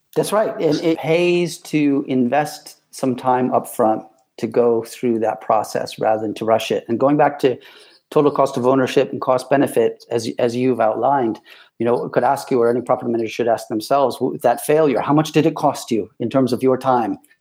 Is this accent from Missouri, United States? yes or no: no; Ann Arbor, Michigan, United States; moved away as an adult; now in United Kingdom; American born, uh, born and raised in Ann Arbor, Michigan